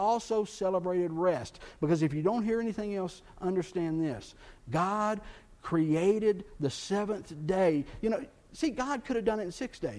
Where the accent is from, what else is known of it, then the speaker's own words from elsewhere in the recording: Texas, United States; Growing up in Texas